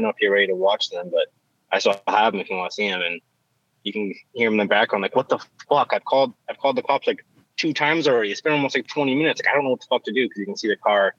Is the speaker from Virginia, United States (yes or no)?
no; Cape Cod, Massachusetts, United States; I'm from the Cape, or Cape Cod